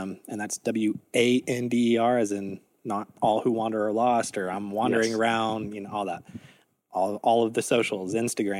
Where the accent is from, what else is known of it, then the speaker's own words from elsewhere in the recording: Texas, United States; I grew up in Texas